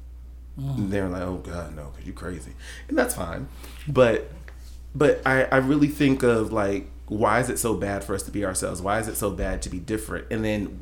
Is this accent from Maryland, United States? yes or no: yes; Maryland, United States; moved away as an adult; also born or lived in South Carolina / Charlotte, North Carolina; now in Birmingham, United States; I was raised in Maryland